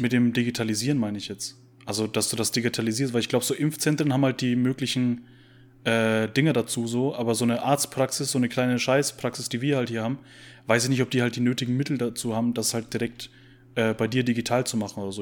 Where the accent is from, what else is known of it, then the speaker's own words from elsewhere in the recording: Bavaria, Germany; als Bayer